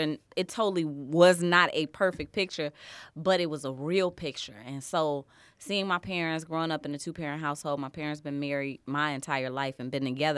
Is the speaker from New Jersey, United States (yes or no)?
no; Harvey, Illinois, United States; born there; also born or lived in Chicago Heights; So, I was born in Harvey, Illinois. But just born. I was born in Harvey, Illinois.